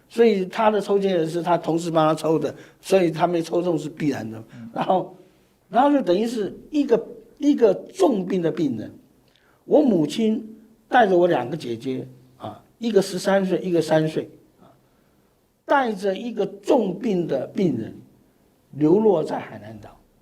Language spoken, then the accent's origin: Chinese; Taiwan; 我是外省二代，我们为什么出生在台湾，而不是出生在，啊，江西的赣州